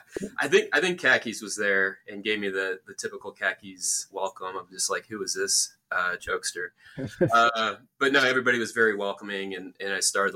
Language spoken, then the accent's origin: English; Atlanta, Georgia, United States; also born or lived in Omaha, Nebraska; I was born in Omaha and came back, but I grew up in Metro Atlanta